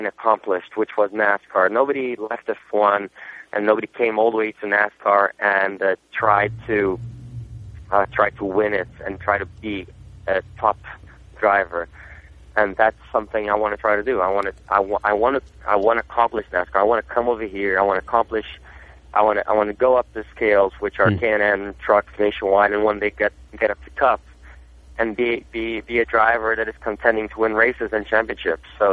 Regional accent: Brazil; first language Portuguese; English is a second language; also born or lived in Germany; now in United States; I wasn't even born in Brazil, to be honest. I was born in Germany, but my culture is really Brazilian. I was brought up in Brazil from my father, and it's my first language.

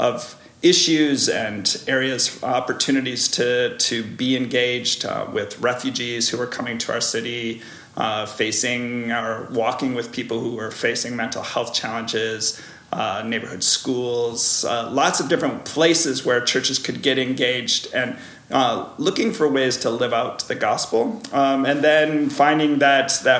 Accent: Chicago, Illinois, United States; moved away as an adult; now in Hamilton, Canada; I am originally from Chicago area, but married a Canadian from this area

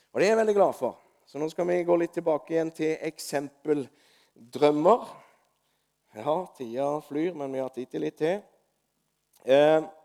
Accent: Osedalen, Agder, Norway; i Osedalen, der jeg vokste opp. I leiligheten der jeg vokste opp som gutt.

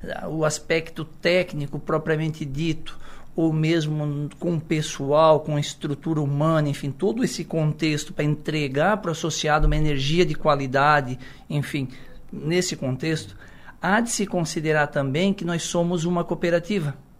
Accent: Içara, Santa Catarina, Brazil; eu sou da, do Poço 3, uma comunidade do interior, morei por bastante tempo na terceira linha, interior

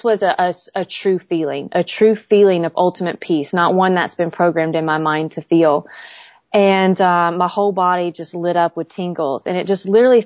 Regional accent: Southern Bible Belt, Southern United States, United States; growing up in the Southern Bible Belt.

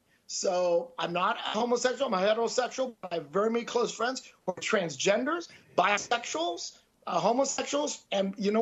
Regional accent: Oklahoma, United States; I'm from Oklahoma, so tread carefully.

